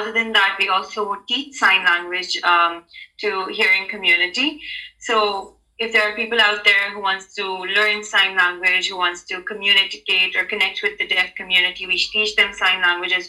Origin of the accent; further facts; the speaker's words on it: Karachi, Sindh, Pakistan; first language sign language; English is a second language; I live in Pakistan. I'm from Karachi, Pakistan